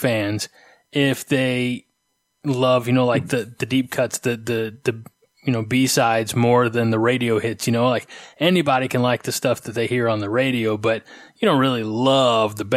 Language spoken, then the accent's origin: English; Illinois, United States; I'm from Illinois